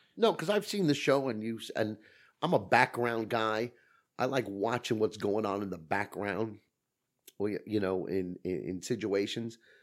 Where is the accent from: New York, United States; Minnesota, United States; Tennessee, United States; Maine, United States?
New York, United States; New York City; I grew up in Brooklyn